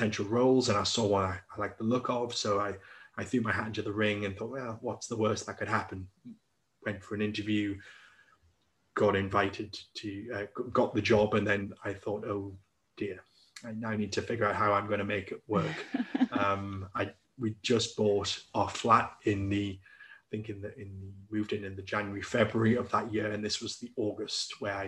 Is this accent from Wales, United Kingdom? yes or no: no; Newcastle upon Tyne, North East England, United Kingdom; moved away as an adult; I'm originally from Newcastle upon Tyne